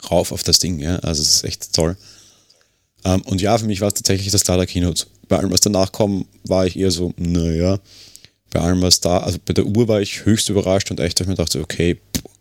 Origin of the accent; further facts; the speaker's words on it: Austria; Sie kann für mich hier als Österreicher nicht viel mehr